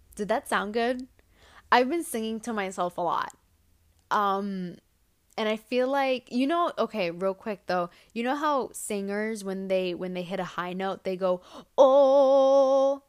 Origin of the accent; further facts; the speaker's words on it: New York City, New York, United States; as a New Yorker